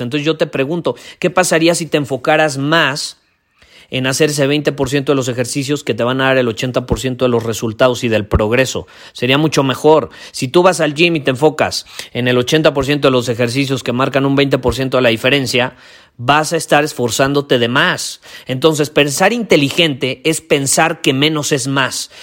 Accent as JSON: {"language": "Spanish", "country": "Mexico", "said": "yo vivo en México, yo soy mexicano, vivo en un país donde crecimos"}